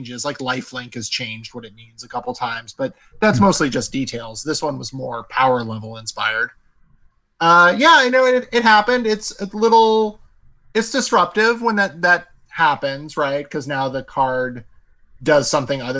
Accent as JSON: {"language": "English", "country": "United States", "said": "I'm an American"}